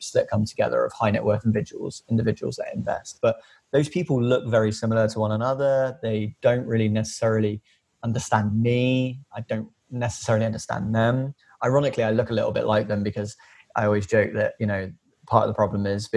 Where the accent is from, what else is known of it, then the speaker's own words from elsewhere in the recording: Filton, South West England, United Kingdom; working class lad from just outside the suburbs of Bristol, officially South Gloucestershire, born and raised in Filton